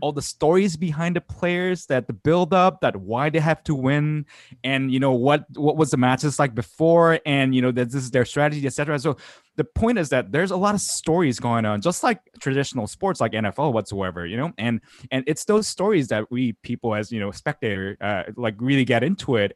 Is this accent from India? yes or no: no; South Korea; moved away; I grew up in South Korea